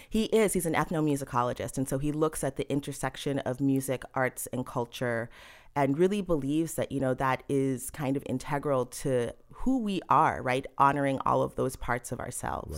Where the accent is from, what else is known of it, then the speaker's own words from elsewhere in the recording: Cambridge, Massachusetts, United States; now in New York, United States; I was born and I'd say partially raised in Massachusetts. I was born in Cambridge